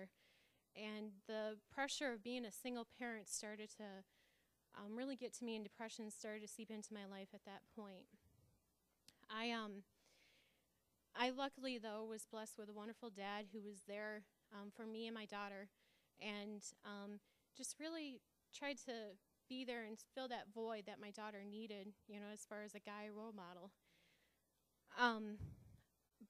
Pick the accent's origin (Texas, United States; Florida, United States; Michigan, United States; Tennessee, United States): Michigan, United States; Grand Rapids; I'm from Grand Rapids